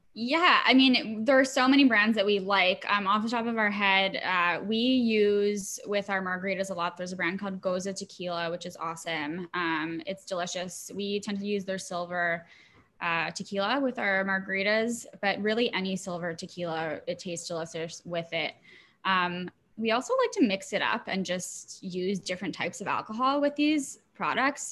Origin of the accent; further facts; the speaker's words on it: Montreal, Quebec, Canada; I am Canadian. I grew up in Montreal